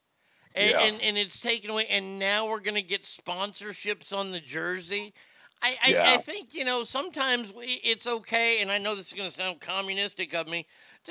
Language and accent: English; Texas, United States; I grew up in Texas, where high school football is king.